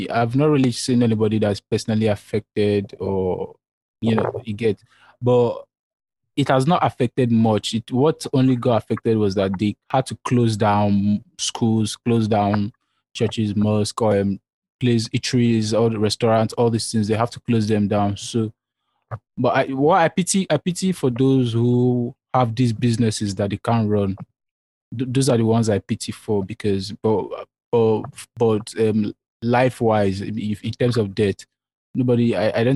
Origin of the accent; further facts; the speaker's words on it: Nigeria; here in Nigeria